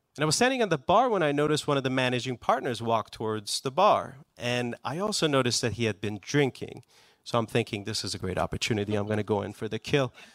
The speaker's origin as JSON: {"language": "English", "country": "Iran", "tie": "born or raised there", "also_born_or_lived": "Houston, Texas / Maryland", "second_language": "English", "moved": "yes", "lives_now": "United States", "said": "I was actually born in Texas. Both of my parents were students. Uh, they were from Iran, so I am Persian."}